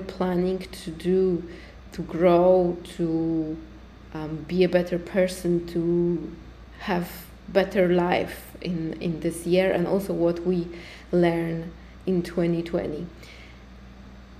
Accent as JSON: {"language": "English", "country": "Poland", "also_born_or_lived": "Iceland", "second_language": "English", "moved": "yes", "lives_now": "Tulum, Mexico", "said": "I'm originally from Poland. I was living in Iceland. Now I came to Tulum"}